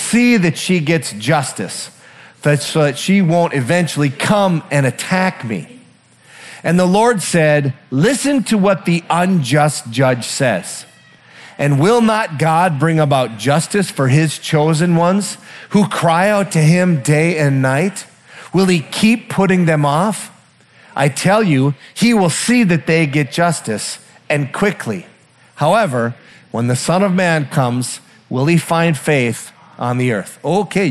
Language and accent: English; Iron Range, Minnesota, United States; I'm from the Iron Range